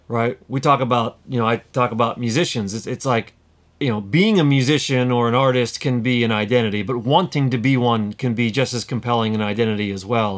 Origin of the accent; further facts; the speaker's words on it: United States; moved away as an adult; also born or lived in London; I'm living in London as an American.